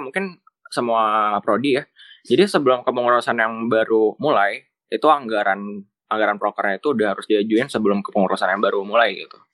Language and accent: Indonesian; Jakarta, Indonesia; now in Bandung, Indonesia; aku dari Jakarta